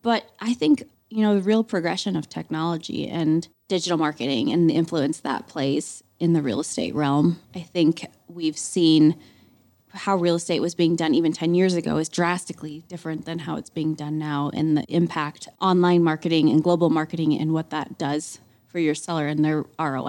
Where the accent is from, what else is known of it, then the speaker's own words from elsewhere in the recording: Lewistown, Montana, United States; also born or lived in Denver, Colorado; So I grew up in Lewistown, Montana.